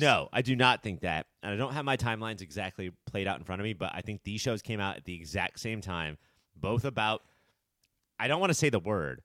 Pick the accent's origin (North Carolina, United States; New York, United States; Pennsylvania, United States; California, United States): California, United States; Orange County; we grew up, we were born and raised in Orange County